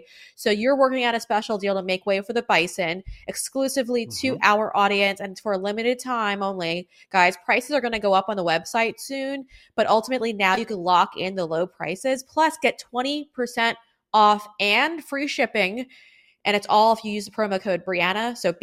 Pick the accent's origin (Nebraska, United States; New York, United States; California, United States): New York, United States; Huntington; born or raised there